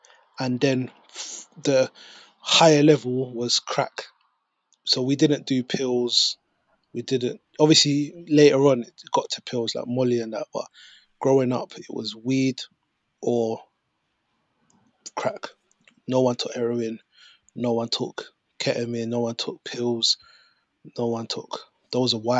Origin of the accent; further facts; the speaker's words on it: London, United Kingdom; also born or lived in Peckham; I grew up in Brixton